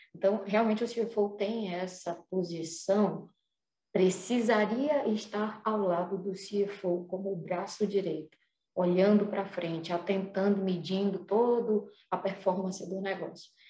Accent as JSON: {"language": "Portuguese", "town": "Fortaleza", "region": "Ceará", "country": "Brazil", "also_born_or_lived": "Curitiba", "moved": "as an adult", "said": "Morei dez anos em Curitiba e voltei pra Fortaleza, sou daqui de Fortaleza"}